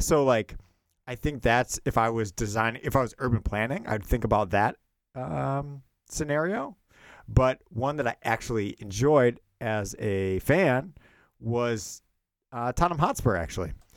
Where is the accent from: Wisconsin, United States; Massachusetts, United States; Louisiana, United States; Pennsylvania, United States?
Wisconsin, United States; Milwaukee; moved away; also born or lived in Philadelphia; growing up in Milwaukee